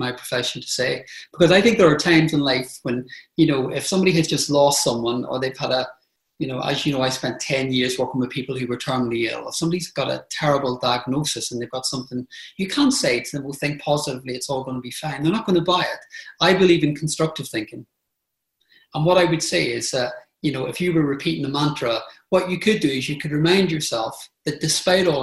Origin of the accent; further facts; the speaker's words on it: Belfast, Northern Ireland, United Kingdom; moved away; I grew up in Northern Ireland in the Troubles. So I grew up in Belfast with bombs and bullets.